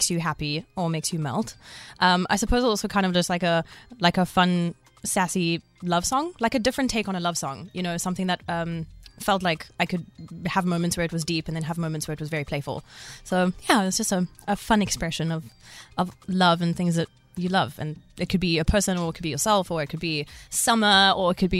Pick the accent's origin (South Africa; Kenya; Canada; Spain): South Africa; Cape Town, Western Cape; also born or lived in Australia; I'm from Cape Town